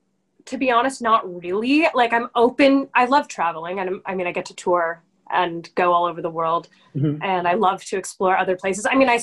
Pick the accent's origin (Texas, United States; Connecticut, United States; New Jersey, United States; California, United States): California, United States; Los Angeles; Hollywood, baby.